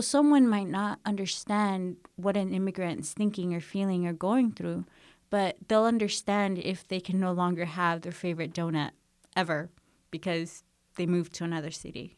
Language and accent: English; United States; born or raised there; first language English; moved away as an adult